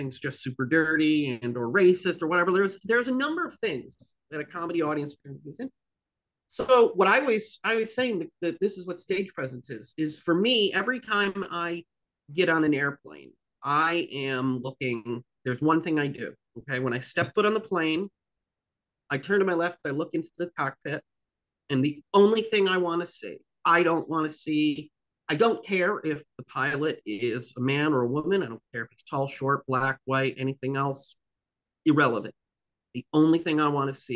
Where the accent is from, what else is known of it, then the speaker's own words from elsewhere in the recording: the Berkshires, Western Massachusetts, United States; I grew up in the Berkshires, in Western Mass